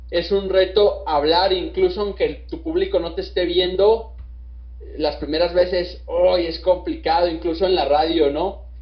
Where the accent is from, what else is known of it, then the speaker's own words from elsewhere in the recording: Mexico; nosotros como, mexicanos somos un poco más resilientes